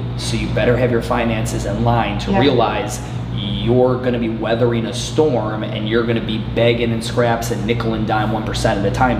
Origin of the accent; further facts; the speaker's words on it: Cleveland, Ohio, United States; now in Charlotte, United States; I'm from Cleveland.